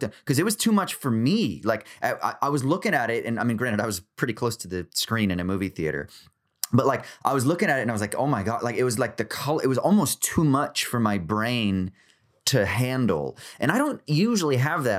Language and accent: English; United States; I'm American